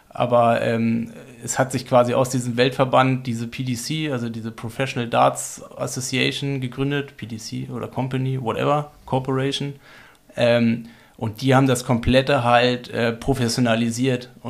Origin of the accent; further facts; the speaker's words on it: Freiburg, Baden-Württemberg, Germany; Wir sind Freiburger, in der Nähe vom Freiburger Mooswald